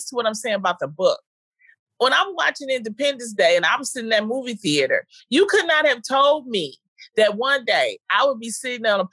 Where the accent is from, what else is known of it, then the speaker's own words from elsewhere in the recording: Detroit, Michigan, United States; I'm from Detroit, Michigan, the Brewster Project